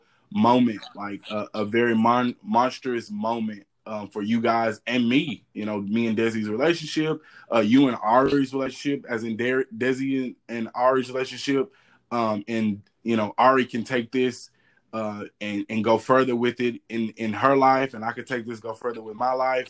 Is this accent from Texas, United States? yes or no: yes; Texas, United States; I'm from Texas.